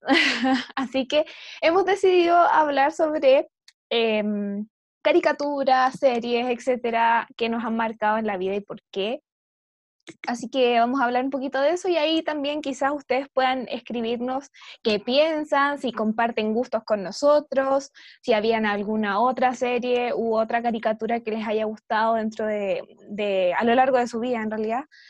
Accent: Santiago, Santiago Metropolitan Region, Chile; yo me crié en Santiago

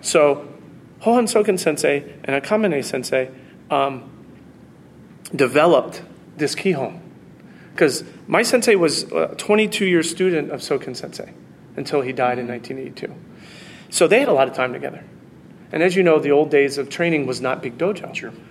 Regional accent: United States; as an American

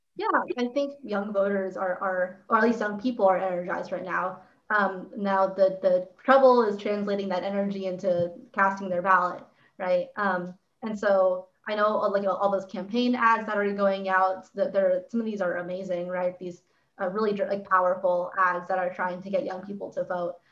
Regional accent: Santa Clarita, California, United States; I'm from Santa Clarita

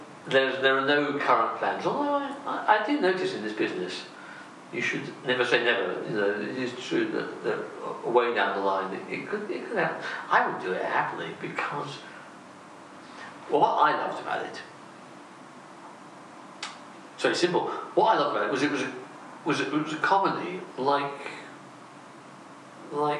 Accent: United Kingdom; we're British and we're different

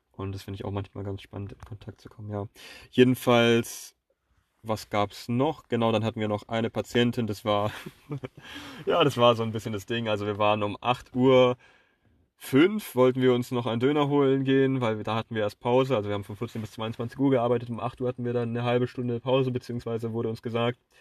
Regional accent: near Pforzheim, Baden-Württemberg, Germany; also born or lived in Switzerland; Ich bin zurückgekehrt, um hierher in meine, nahe, nahe, nahe meiner Heimatstadt in Pforzheim Wirtschaftsingenieurswesen international zu studieren

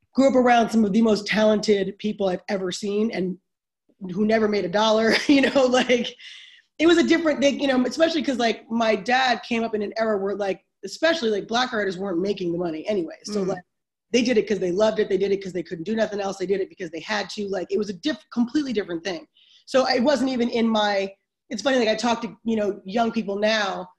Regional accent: New York City, New York, United States; I grew up in Harlem, New York. I'm a New Yorker to the core

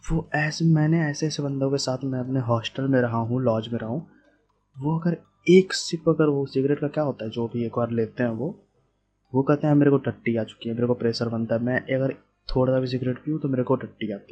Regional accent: Bihar, India; यार बिहार में कौन कौन से टाइप के गुटके चलते हैं मैं बिहार से हूँ मेरे को पता है और हाँ बहुत अजीब अजीब बंदे मेरे को दिखते हैं लेकिन बहुत अच्छे ही बंदे होते हैं बिहार में

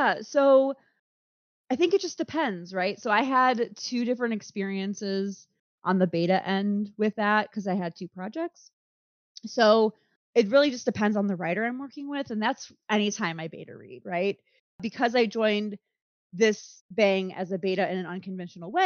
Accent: United States; as an American

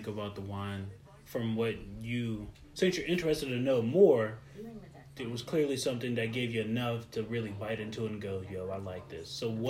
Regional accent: Silver Spring, Maryland, United States; bro, I was born in Silver Spring.

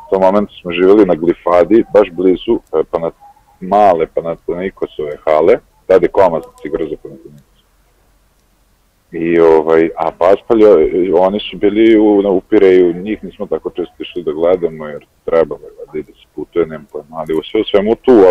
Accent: Novi Sad, Vojvodina, Serbia; also born or lived in Greece; To smo bile tamo dosta, ovaj, dosta nas iz Novog Sada i iz nekih okolnih mesta.

